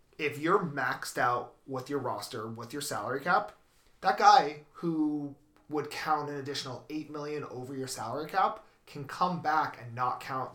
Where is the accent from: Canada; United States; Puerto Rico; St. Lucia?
Canada; Canada's sport, my home country here.